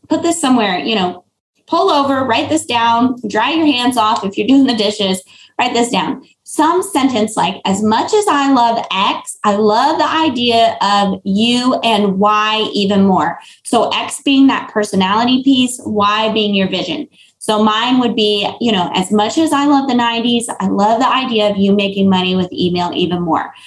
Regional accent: Florida, United States; I'm from Florida

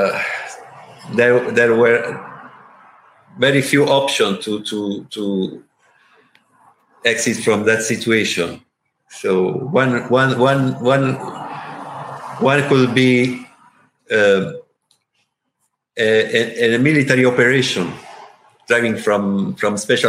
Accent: Italy; English is a second language; I'm from Italy

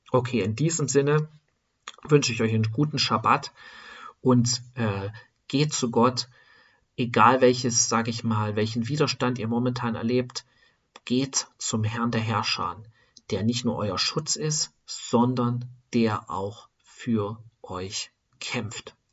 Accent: eastern Germany, Germany; born there; aus einer Stadt, wo die meisten, könnte man sagen, Atheisten sind. Ja, Im Osten von Deutschlands, wo ich geboren bin oder geboren wurde, sind die meisten durch diese Sozialisation im Sozialismus Atheisten.

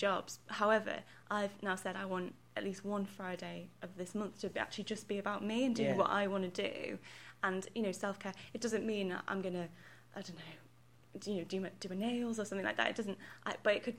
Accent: Stoke-on-Trent, West Midlands, United Kingdom; I'm from Stoke and Trent

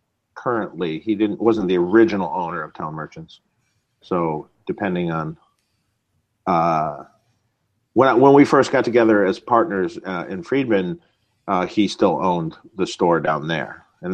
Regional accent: Detroit, Michigan, United States; moved away as an adult; now in California, United States; I moved to California from Detroit when I was 18 years old in 1988

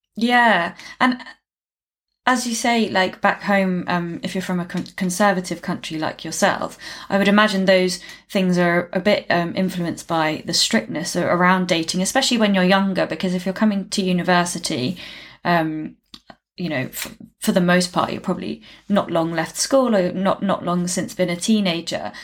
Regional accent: United Kingdom; as a Brit

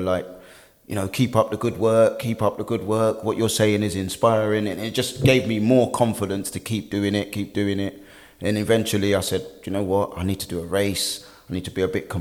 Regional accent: London, United Kingdom; I'm born and raised in West London. I was born in Hammersmith Hospital.

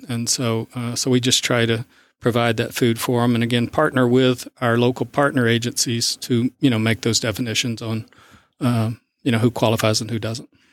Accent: South Arkansas, United States; moved away as an adult; also born or lived in Midwest; now in East Texas, United States; I grew up in South Arkansas

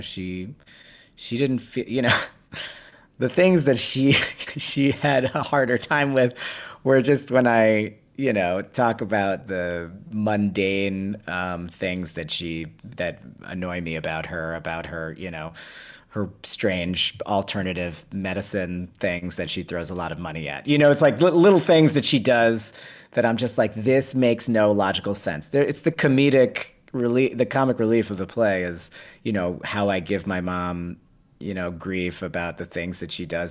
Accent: New York City, New York, United States; in my city, you know, where I was born in New York City

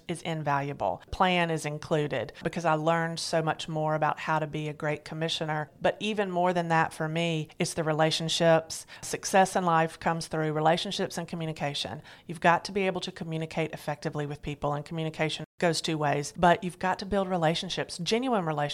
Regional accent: Alabama, United States; moved away as an adult; also born or lived in Hawaii / East Coast; I was born and raised in Alabama, and I'm glad to be back here.

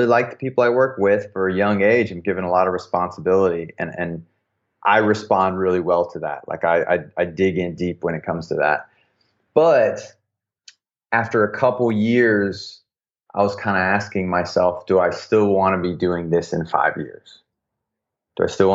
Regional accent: the South, United States; growing up in the South as a young man

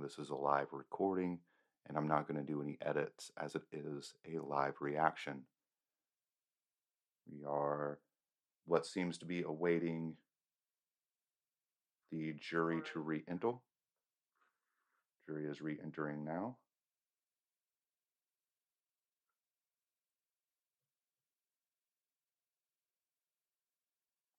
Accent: United States; I am an American

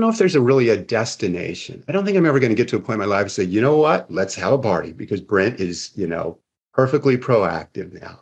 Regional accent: Seattle, Washington, United States; now in Arizona, United States; I grew up in Seattle, Washington

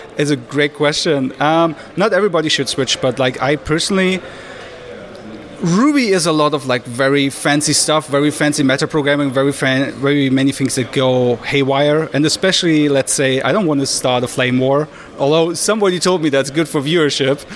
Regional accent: Berlin, Germany; I'm from Berlin in Germany

